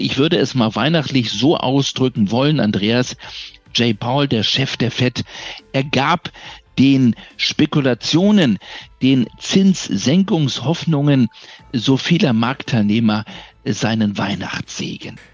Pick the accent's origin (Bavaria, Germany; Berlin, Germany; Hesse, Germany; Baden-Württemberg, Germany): Berlin, Germany; durch meine Heimatstadt